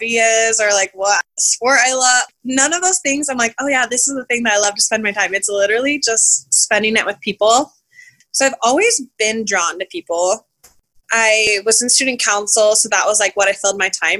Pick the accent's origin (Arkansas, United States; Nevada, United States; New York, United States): Nevada, United States; Las Vegas; I'm from Las Vegas, so it's a big city, but it's also a pretty small town when it comes to knowing people.